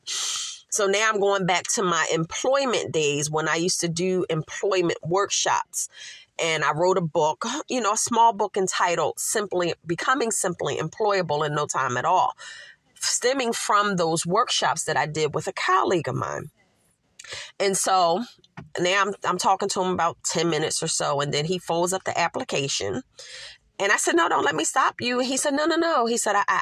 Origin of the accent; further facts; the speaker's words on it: Philadelphia, Pennsylvania, United States; moved away as an adult; I grew up by there